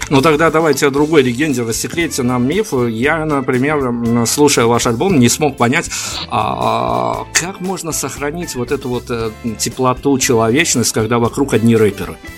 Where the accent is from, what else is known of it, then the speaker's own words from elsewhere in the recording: Belarus; я как белорус говорю это достаточно ответственно